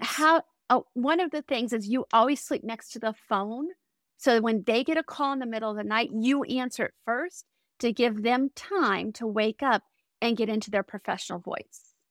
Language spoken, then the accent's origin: English; Colorado Springs, Colorado, United States; I grew up in Colorado Springs